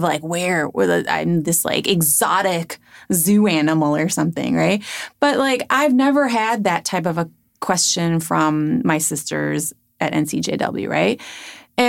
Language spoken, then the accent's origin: English; Chicago, Illinois, United States; now in Minnesota, United States; I reply with Chicago. Oh, yeah. Right? I mean, that works too. Born and raised.